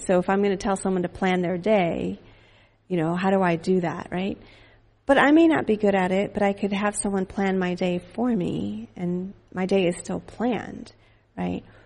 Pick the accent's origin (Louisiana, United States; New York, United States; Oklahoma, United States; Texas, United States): Texas, United States; Fort Worth; also born or lived in Dallas; we lived in Fort Worth